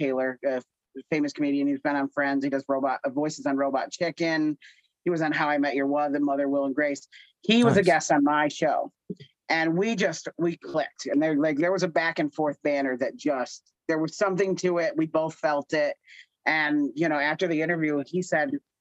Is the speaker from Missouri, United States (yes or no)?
no; near Scranton, Pennsylvania, United States; I'm from near Scranton